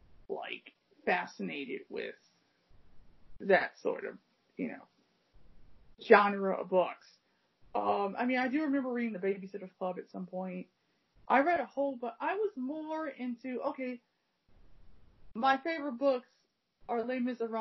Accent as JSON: {"language": "English", "country": "United States"}